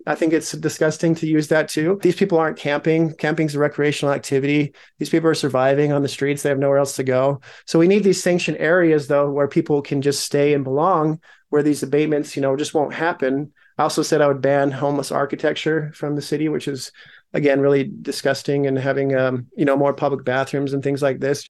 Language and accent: English; Logan, Utah, United States; also born or lived in Salt Lake City, Utah; I was born in Salt Lake, grew up in Logan